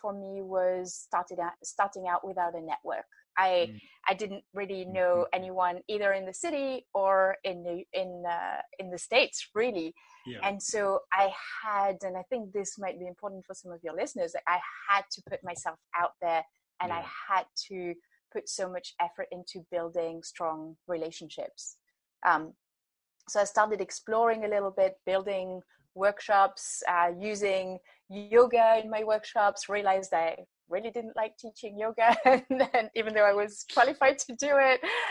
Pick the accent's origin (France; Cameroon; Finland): France; moved away as an adult; I grew up in France and been traveling and working in lots of different places